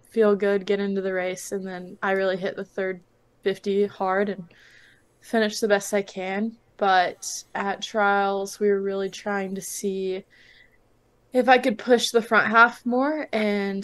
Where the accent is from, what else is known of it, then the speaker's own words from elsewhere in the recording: Austin, Texas, United States; moved away as an adult; also born or lived in Georgia; I'm originally from Austin, so being around my family more was really nice